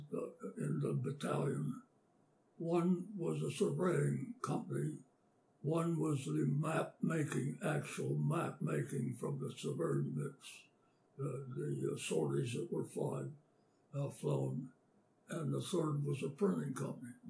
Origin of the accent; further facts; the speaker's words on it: Indiana, Pennsylvania, United States; also born or lived in Yatesboro, Pennsylvania / Meadville, Pennsylvania; I was born in Yatesboro, Pencil, Armstrong County, Pennsylvania, uh, which is a uh, small community, mining community in western Pennsylvania. And uh, uh my youth uh, continued in Indiana, Pennsylvania, uh, from which I graduated high school